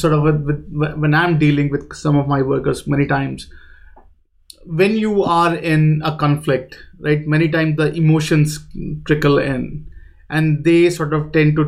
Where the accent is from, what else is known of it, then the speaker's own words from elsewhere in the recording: India; moved away; I'm from India